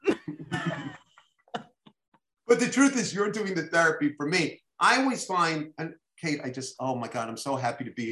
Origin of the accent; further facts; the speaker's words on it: New York City, New York, United States; I'm a little Jewish boy from Flatbush, you know, public school kid, you know, all, I went to PS 217